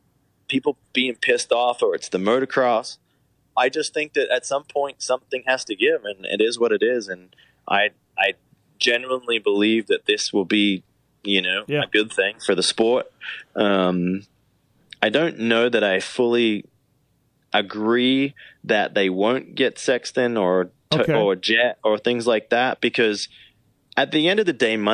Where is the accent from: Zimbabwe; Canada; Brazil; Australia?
Australia; moved away as an adult; now in United States; as an Australian